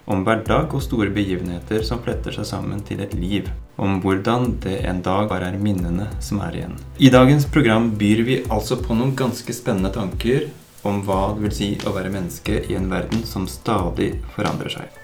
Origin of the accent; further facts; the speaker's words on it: Drammen, Buskerud, Norway; Vi er fire menn fra Drammen